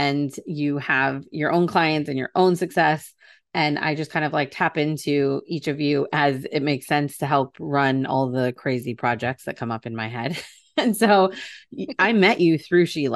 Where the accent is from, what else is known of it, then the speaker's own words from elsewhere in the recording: near Cleveland, Ohio, United States; I grew up more like by Cleveland in the middle of nowhere in a tiny, tiny town